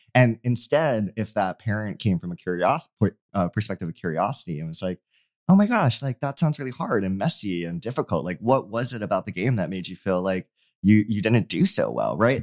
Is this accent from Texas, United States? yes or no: no; Hawaii, United States; I'm from Hawaii